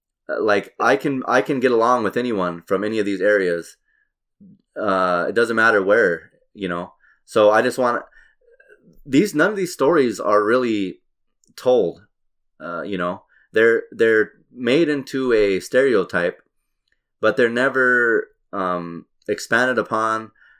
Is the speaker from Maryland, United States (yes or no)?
no; Albuquerque, New Mexico, United States; So you're from LA, perfect, you know. I'm from Albuquerque.